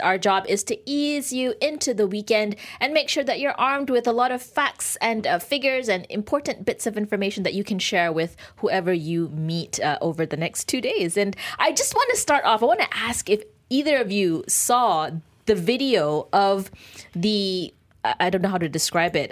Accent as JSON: {"language": "English", "country": "Malaysia", "said": "we're grateful to be Malaysian"}